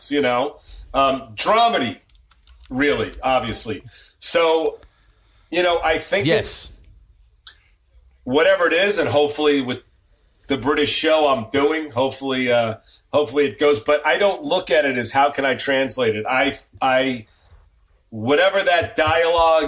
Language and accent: English; New York, United States; moved away as an adult; now in Los Angeles, United States; I am a New Yorker, even though I've lived in Los Angeles longer than I lived in New York by a lot.